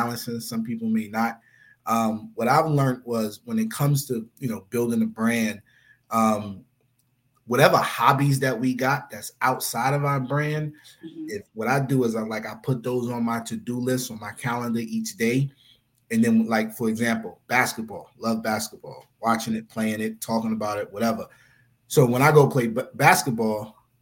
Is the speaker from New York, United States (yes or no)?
yes; New York City, New York, United States; also born or lived in Philadelphia, Pennsylvania / The Bronx; My mom's moved to Far Rock when I was like 2 years old